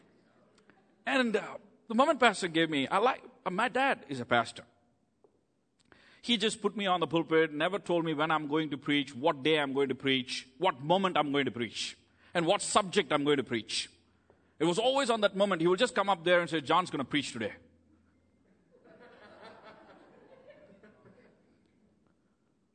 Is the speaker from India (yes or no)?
yes; India; first language Tamil; English is a second language; moved away as an adult; now in United States; I grew up in India. My town is just 6 million people.